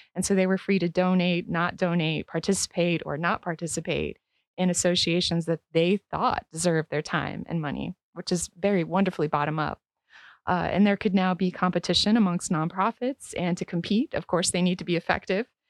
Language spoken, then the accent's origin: English; Northeast Ohio, United States; moved away; originally, I'm from Northeast Ohio